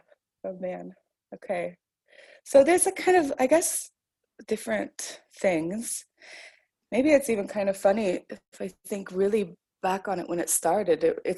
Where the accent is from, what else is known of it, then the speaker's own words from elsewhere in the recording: California, United States; moved away as an adult; I'm originally from California, from the United States, but I've lived here for about 7.5 years now, and I love it. It's a wonderful city and a wonderful country.